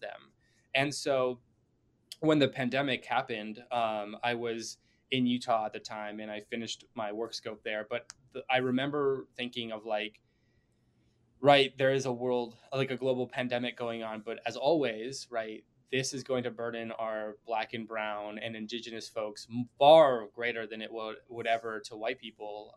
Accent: Bentonville, Arkansas, United States; moved away as an adult; now in Chicago, United States; born in Arkansas and I grew up like my entire childhood and um, part of my adult life going up to uh, the age of 22

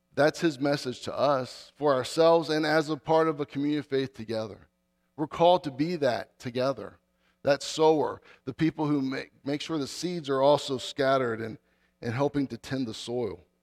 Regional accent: Dale City, Virginia, United States; I grew up in Northern Virginia. I grew up in Dale City

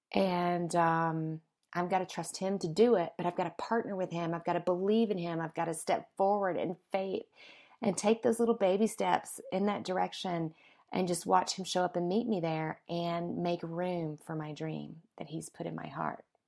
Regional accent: the South, United States; moved away as an adult; now in Colorado, United States; my hometown in the South, and I haven't been in about a year, and whenever I go back, it, it gets very, like, all the memories come flooding back, right, from when I was little and, you know, just growing up there

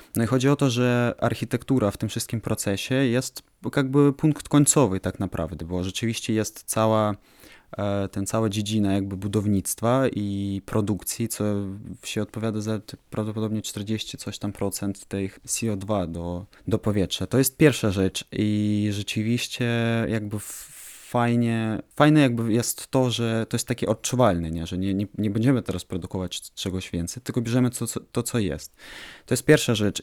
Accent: Ukraine; jestem architektem z Ukrainy

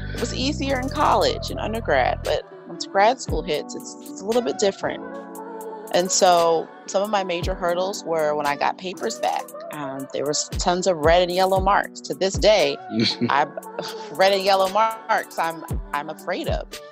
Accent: Howard County, Maryland, United States; I am actually from Maryland, um, a small county called Howard County

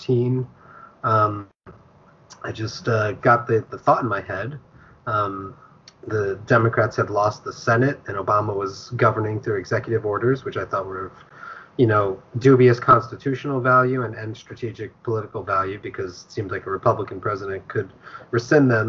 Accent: New Jersey, United States; also born or lived in Montreal, Canada; I grew up in New Jersey, and I went to school at McGill University in Montreal

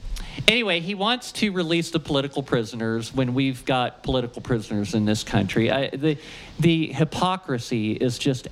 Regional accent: Ohio, United States; I'm from Ohio, you know, I can't pronounce words like that.

